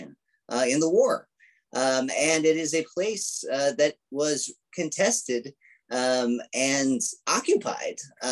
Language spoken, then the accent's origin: English; New York City, New York, United States; I grew up in New York City